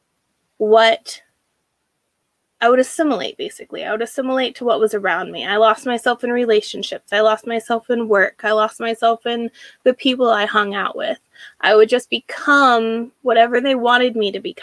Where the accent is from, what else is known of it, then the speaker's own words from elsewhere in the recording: Washington, United States; I was born and raised in Washington State